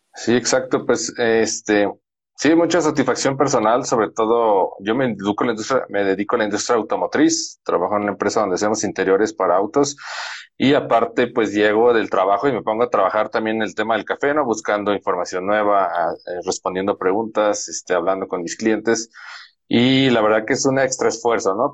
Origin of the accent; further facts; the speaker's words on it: Guadalajara, Jalisco, Mexico; now in San Luis Potosí, Mexico; mi esposa y yo somos de Guadalajara, Jalisco